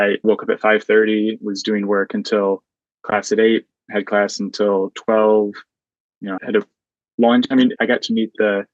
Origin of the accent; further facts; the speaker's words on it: Williamston, Michigan, United States; moved away as an adult; also born or lived in Notre Dame, Indiana; now in Cambridge, Massachusetts, United States; growing up in Williamston